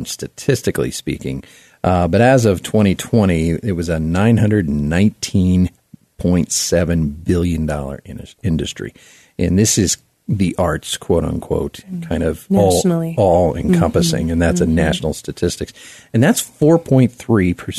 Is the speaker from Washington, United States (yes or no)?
no; South Florida, United States; now in Colorado Springs, United States; I come from the East Coast, South Florida